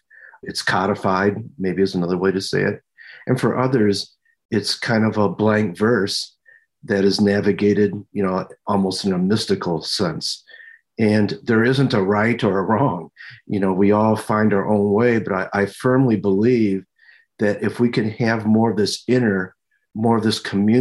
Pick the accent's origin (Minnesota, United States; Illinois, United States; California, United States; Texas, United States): Minnesota, United States; Minneapolis; I'm from Minneapolis, Minnesota